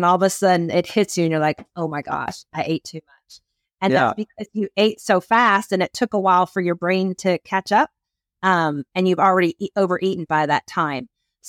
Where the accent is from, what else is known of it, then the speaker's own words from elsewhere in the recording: Philadelphia, Pennsylvania, United States; I'm from Philadelphia, so I'm an Eagles fan.